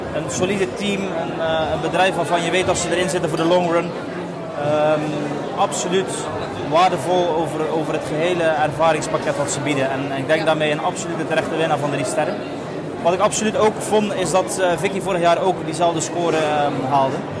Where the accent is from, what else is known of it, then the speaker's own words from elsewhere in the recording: West Flanders, Belgium; ik ben ook geboren en getogen in West-Vlaanderen